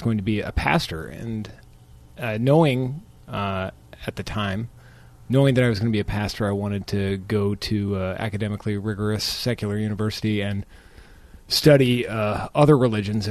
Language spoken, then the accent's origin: English; Phoenix, Arizona, United States; moved away as an adult; also born or lived in Chicago; I was born and raised in Phoenix